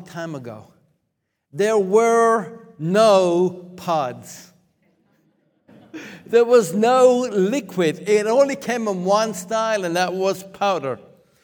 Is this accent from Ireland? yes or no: yes; Limerick, Munster, Ireland; moved away; Many years ago, I was growing up in Limerick, Ireland.